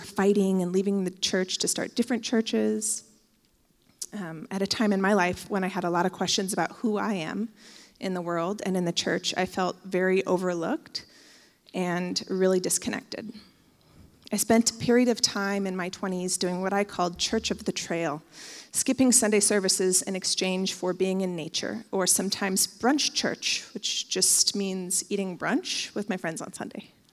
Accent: Bend, Oregon, United States; I grew up in Bend, and I went to basically every church in Bend as a teenager

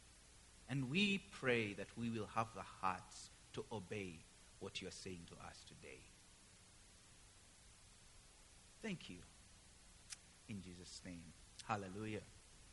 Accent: Uganda; moved away as an adult; I come from Uganda, East Africa

